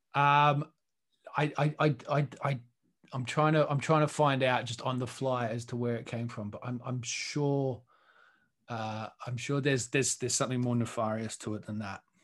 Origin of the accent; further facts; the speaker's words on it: Australia; moved away; I'm Australian